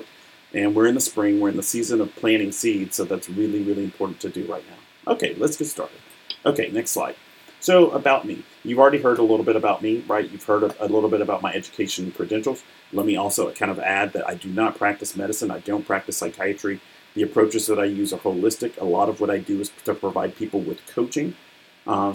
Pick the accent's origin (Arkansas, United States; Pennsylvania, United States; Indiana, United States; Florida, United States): Arkansas, United States; moved away as an adult; also born or lived in Chicago, Illinois; now in Atlanta, United States; I was born in Chicago. My family moved to Arkansas when I was about 7. I grew up there.